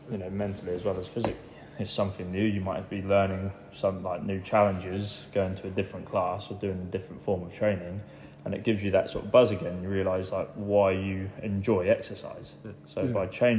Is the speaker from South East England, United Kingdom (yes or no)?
no; Great Hockham, East of England, United Kingdom; also born or lived in Johannesburg, South Africa; I've grown up around the area, yeah. Yeah, I grew up in Great Hartham, which is near Wrentham